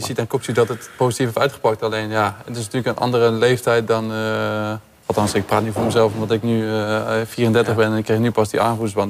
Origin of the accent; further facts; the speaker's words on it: Rotterdam, South Holland, Netherlands; als Rotterdammer